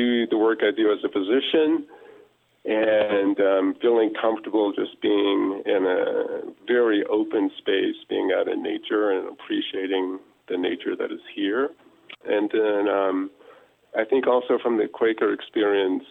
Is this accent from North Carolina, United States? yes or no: yes; Raleigh, North Carolina, United States; I'm from Raleigh, North Carolina